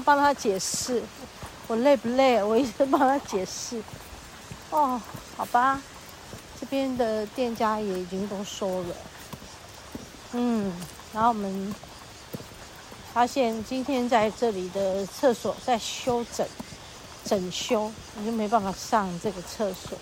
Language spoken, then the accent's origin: Chinese; Taiwan; 身为台湾人，身为台湾人的骄傲